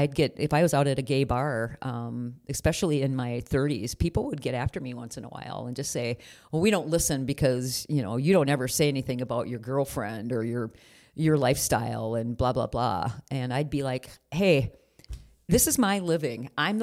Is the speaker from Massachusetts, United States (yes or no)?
no; Blue Earth, Minnesota, United States; in Blue Earth, my hometown, they did not.